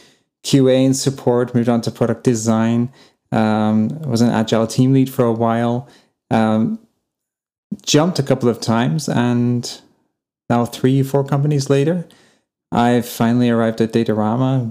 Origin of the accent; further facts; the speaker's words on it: England, United Kingdom; now in Germany; I live in Germany now. I come from England